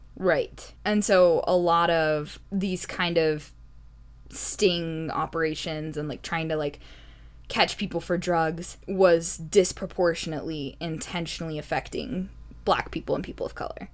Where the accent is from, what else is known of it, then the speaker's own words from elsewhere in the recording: United States; I grew up in the United States